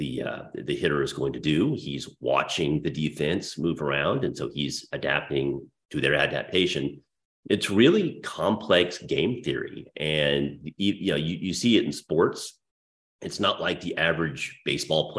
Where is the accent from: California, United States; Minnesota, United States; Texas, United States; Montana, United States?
Texas, United States; Dallas; my hometown of Dallas